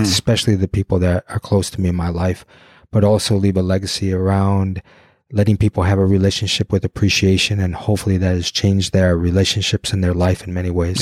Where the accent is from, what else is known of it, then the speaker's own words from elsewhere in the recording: Detroit, Michigan, United States; I'm from Detroit